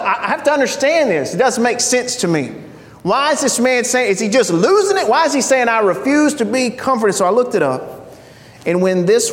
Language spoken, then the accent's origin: English; United States; I'm an American